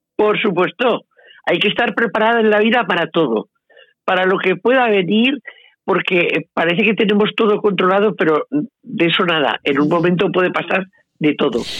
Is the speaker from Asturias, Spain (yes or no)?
no; Zaragoza, Aragon, Spain; now in Las Pedrosas, Spain; amo Zaragoza, la amo porque es mi pueblo, es mi tierra, es mi sitio, es mi vida.